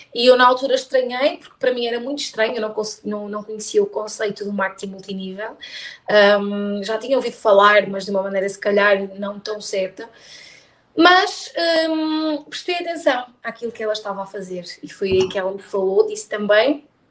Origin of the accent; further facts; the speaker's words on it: Póvoa de Varzim, Porto District, Portugal; also born or lived in Braga; Eu sou da Póvoa, ou melhor, eu nasci em Braga, mas eu vivo desde os dois anos na Póvoa de Varzim.